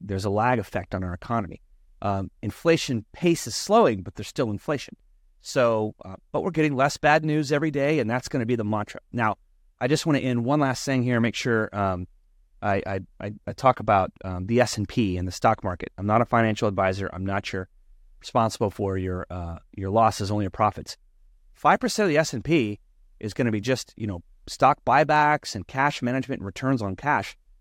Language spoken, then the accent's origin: English; Texas, United States; also born or lived in Florida; now in California, United States; my home state in Texas